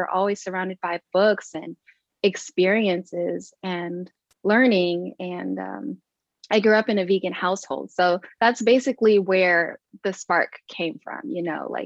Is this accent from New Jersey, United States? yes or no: no; Long Beach, California, United States; I grew up in Long Beach, California